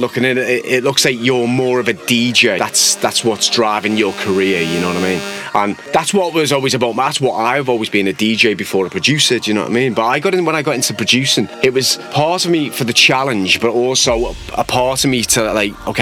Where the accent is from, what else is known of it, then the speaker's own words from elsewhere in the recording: Liverpool, North West England, United Kingdom; I'm from the heart of Liverpool